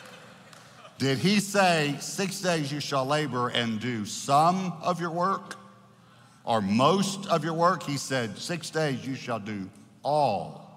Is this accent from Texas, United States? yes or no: yes; Texas, United States; I grew up in Texas. I've been here my whole life